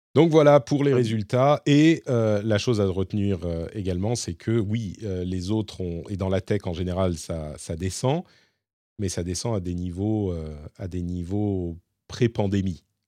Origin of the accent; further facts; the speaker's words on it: France; chez nous en France et en Europe